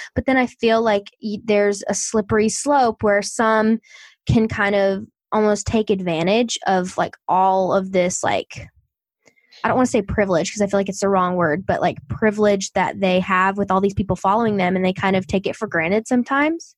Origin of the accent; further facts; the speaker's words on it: the South, United States; I'm from the South